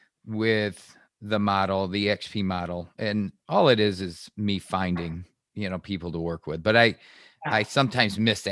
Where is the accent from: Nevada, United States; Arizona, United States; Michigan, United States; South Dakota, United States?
Michigan, United States; also born or lived in Rochester, Michigan; I grew up in Michigan my entire life